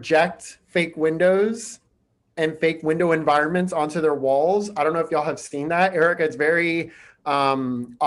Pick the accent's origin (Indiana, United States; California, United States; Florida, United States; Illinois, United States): Florida, United States; I'm from Florida.